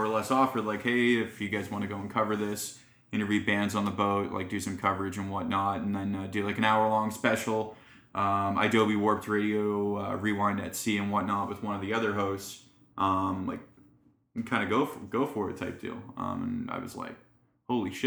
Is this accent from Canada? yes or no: yes; Alliston, Ontario, Canada; also born or lived in St. Catharines; I grew up in Alliston, which is about like an hour north of here